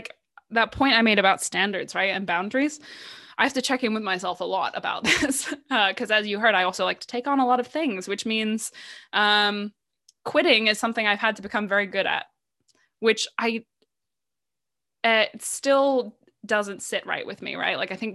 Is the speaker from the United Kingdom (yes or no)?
yes; United Kingdom; because at the heart of it all, I am British.